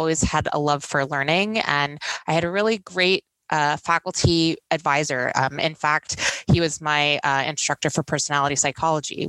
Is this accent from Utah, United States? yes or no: no; Houston, Texas, United States; moved away as an adult; now in Nevada, United States; I'm originally from Houston, Texas